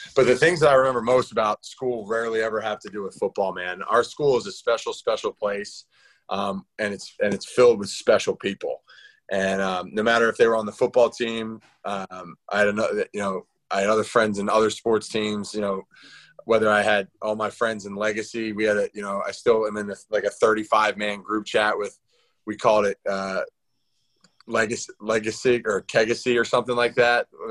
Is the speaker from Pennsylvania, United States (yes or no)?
yes; Philadelphia, Pennsylvania, United States; in Philly, in my hometown